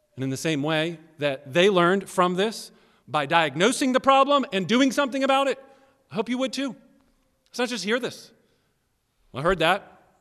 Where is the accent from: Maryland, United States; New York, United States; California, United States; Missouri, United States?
Maryland, United States; also born or lived in Tennessee; I'm born and raised mostly in, in Maryland, but I was born in Tennessee.